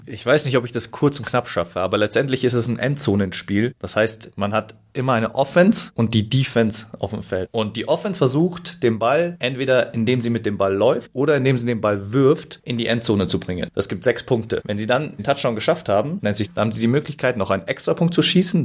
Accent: Munich, Bavaria, Germany; moved away as an adult; also born or lived in Frankfurt; Ich komme ursprünglich aus München und bin da auch aufgewachsen

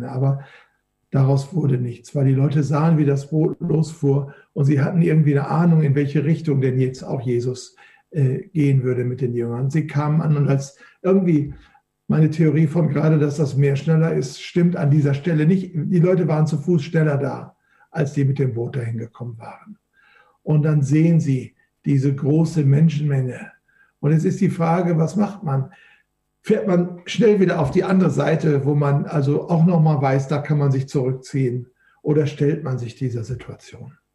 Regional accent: Duisburg, North Rhine-Westphalia, Germany; Ich komme ja aus dem Flachland, ich komme ja aus Duisburg, einer der schönsten Städte Deutschlands, direkt nach München anzusiedeln

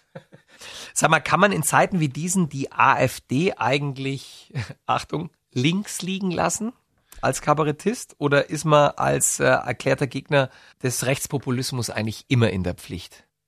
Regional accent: Bavarian Swabia, Germany; Ich bin aus Schwaben, ich kann es ja auch nicht. Also das Oberbayerische. Ich bin ah. aus Bayerisch-Schwaben.

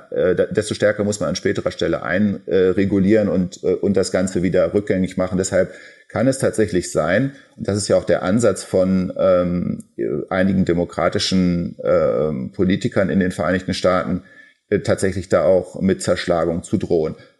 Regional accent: Germany; für uns als Deutsche und als Europäer

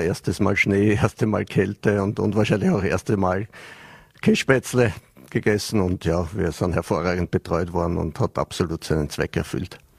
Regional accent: Vienna, Austria; moved away as an adult; also born or lived in Switzerland / Vorarlberg; now in Dornbirn, Austria; habe mich zwar meiner Heimat Wien ein bisschen angenähert jetzt, nachdem ich vier Jahre in der Schweiz war

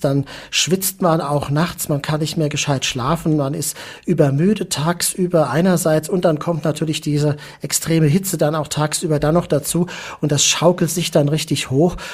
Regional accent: Mainz, Rhineland-Palatinate, Germany; Ich komme ja aus Mainz, äh, bin da auch aufgewachsen

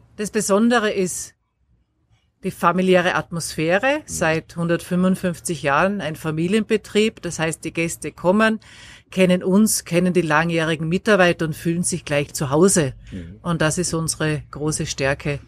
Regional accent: Graz, Styria, Austria; moved away as an adult; also born or lived in Black Forest, Germany; now in Baiersbronn, Germany; Ich komme aus Österreich, gebürtig aus Graz in der Steiermark

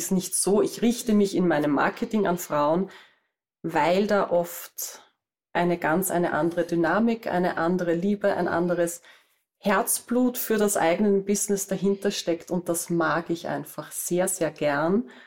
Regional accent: Vienna area, Austria; wie man bei uns in Österreich sagt. Ich bin aus der Gegend rund um Wien und ich bin Webdesignerin.

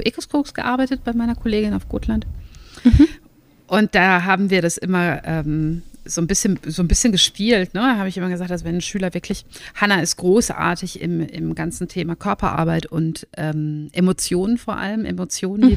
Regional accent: Germany; moved away as an adult; also born or lived in Northern Norway; now in Norway; ich bin Deutsche, wie ihr hört, aber habe den Lebensmittelpunkt nach Nordnorwegen verlegt, weil mein Mann hierher kommt

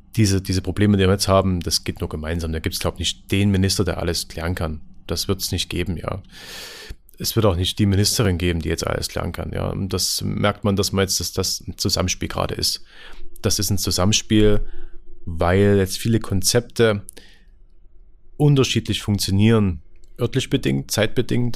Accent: Lößnitz, Saxony, Germany; bei uns in Lösen

